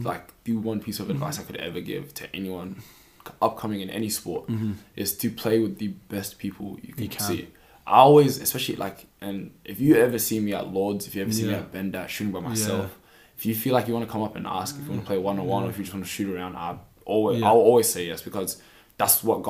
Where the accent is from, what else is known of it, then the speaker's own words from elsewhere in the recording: New Zealand; moved away; Time I had that was when I came from New Zealand to here